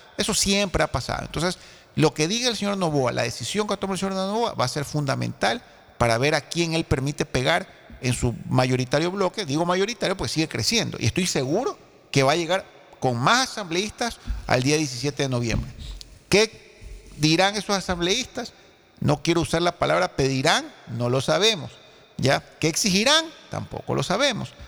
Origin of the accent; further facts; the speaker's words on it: Ecuador; yo sí me preocupo como ecuatoriano